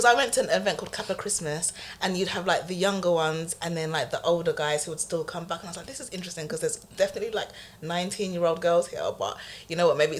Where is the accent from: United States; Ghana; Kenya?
Ghana; But it's funny because here I'm just like, well, I'm from Ghana.